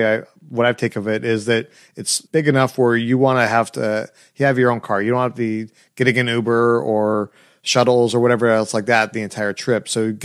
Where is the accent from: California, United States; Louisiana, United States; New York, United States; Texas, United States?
California, United States; Southern; I'm from Southern California. We have lights everywhere and we probably see like three stars in the sky.